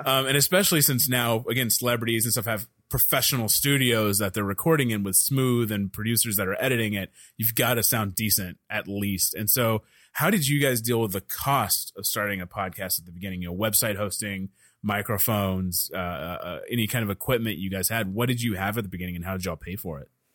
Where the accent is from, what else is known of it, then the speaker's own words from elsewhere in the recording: Dallas, Texas, United States; I'm from Dallas